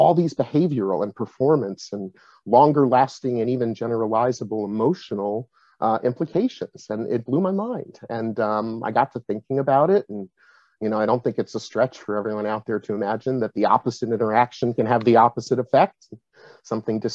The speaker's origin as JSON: {"language": "English", "region": "Massachusetts", "country": "United States", "tie": "born or raised there", "also_born_or_lived": "upstate New York", "said": "I'm originally from upstate New York, moved to Massachusetts pretty young, just in time to start school. And New England and Massachusetts is where I've spent most of my time."}